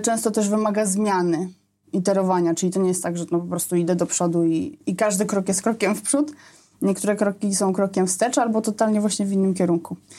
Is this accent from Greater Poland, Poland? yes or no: yes; Poznań, Greater Poland, Poland; wtedy mieszkałam w Poznaniu, urodziłam się w Poznaniu